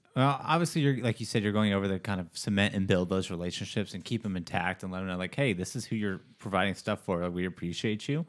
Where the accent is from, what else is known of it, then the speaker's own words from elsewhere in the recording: United States; as an American